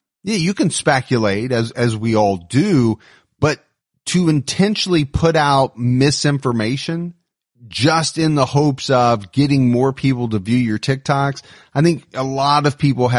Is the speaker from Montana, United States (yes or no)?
no; Florida, United States; We passed by a white van and both Kyle and I recognized that they had Florida plates. We're from Florida too and wanted to stop and say hi